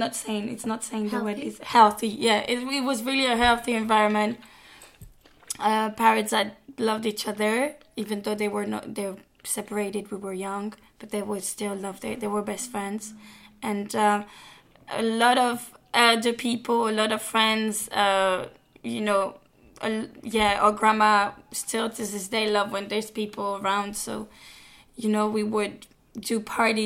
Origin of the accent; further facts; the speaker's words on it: Paris, Île-de-France, France; English is a second language; also born or lived in Havana, Cuba; We were born in Paris, but then we moved to Havana until we were 2 and a half, 2, and came back